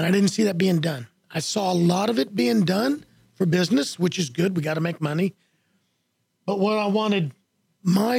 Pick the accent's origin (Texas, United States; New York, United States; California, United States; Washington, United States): Texas, United States; Houston; also born or lived in Florida; now in Conroe, United States; Born and raised in Houston.